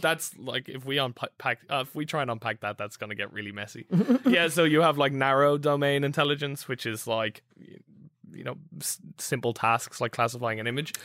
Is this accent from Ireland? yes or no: yes; Ireland; I'm Irish